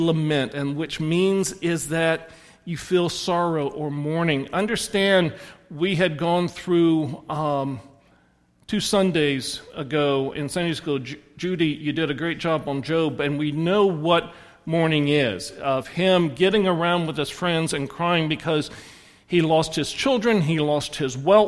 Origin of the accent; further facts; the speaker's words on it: the South, United States; I'm from the South